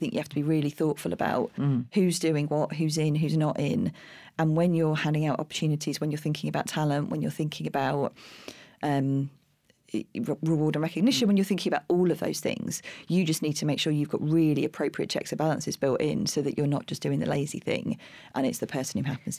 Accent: Streatham, London, United Kingdom; In Streatham.

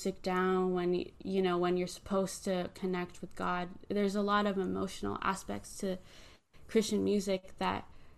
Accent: Philippines; now in United States; Yeah, I think as a Filipino worship leader, I think about the roots that I grew up with, which is the importance of hospitality

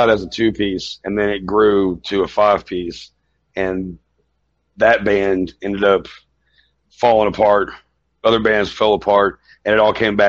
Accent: Mount Sterling, Kentucky, United States; from the band … play drums and vocals, and we're from Mount Sterling, Kentucky.

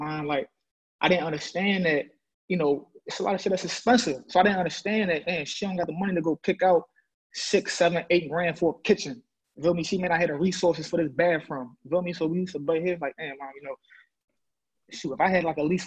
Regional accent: Philadelphia, Pennsylvania, United States; I'm from Logan, east side of Big Zach. Growing up, you know, it was apartments

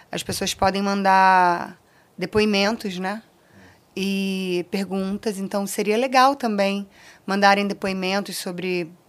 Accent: Rio de Janeiro, Brazil; Eu nasci na Beneficência Portuguesa, no Rio de Janeiro, se eu não me engano, é na Tijuca, tá, gente? Eu não tenho certeza. É, e passei a minha infância no Recreio de Bandeirantes, na zona oeste do Rio

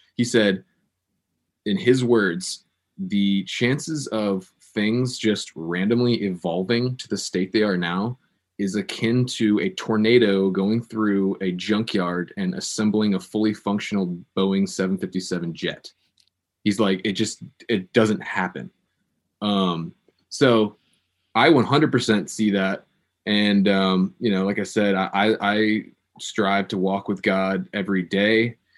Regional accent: Virginia Beach, Virginia, United States; in my hometown, there's a organization called the Christian Broadcasting Network

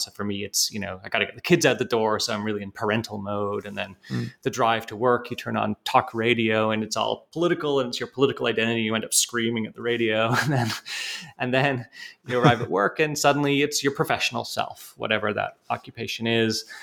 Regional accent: Canada; moved away as an adult; also born or lived in United Kingdom / Montreal, Canada / Toronto, Canada; now in Pennsylvania, United States; I'm um, actually British by birth, but grew up in Canada

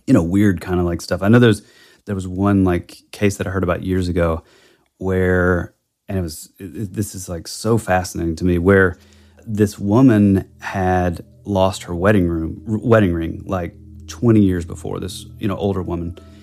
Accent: the Bible Belt, United States; growing up in the Bible Belt

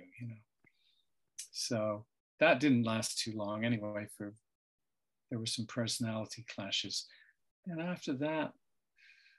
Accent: Gosport, South East England, United Kingdom; my hometown, which is called Gosport.

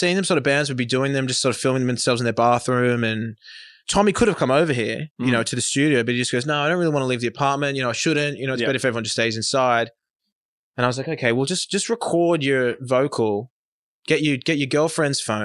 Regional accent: Australia; we're Australian

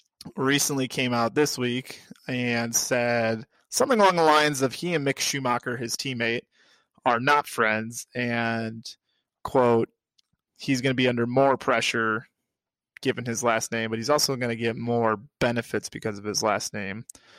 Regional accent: United States; me as a American with my, one would say, ridiculous accent

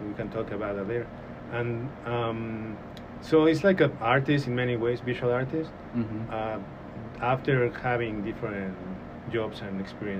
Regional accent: Mexico City, Mexico; English is a second language; moved away as an adult; now in Northwest Arkansas, United States; I'm born and raised in Mexico City. And I came here almost 5 years ago.

